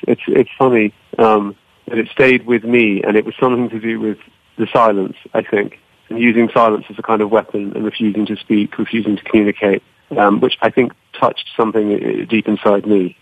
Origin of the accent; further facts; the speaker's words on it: Cyprus; I grew up in Cyprus in the Mediterranean